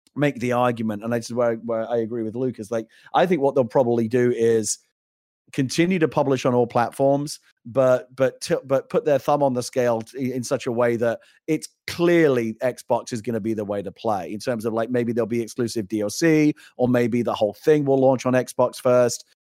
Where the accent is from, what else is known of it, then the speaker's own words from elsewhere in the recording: United Kingdom; I'm a Brit